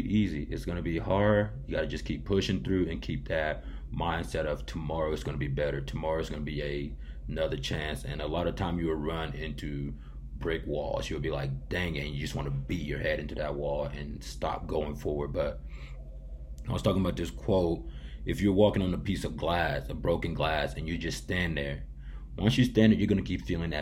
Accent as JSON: {"language": "English", "town": "Johnson City", "region": "Tennessee", "country": "United States", "tie": "born or raised there"}